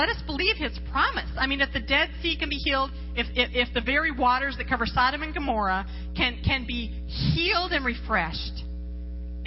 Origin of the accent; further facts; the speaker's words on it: Las Vegas, Nevada, United States; I come from Las Vegas.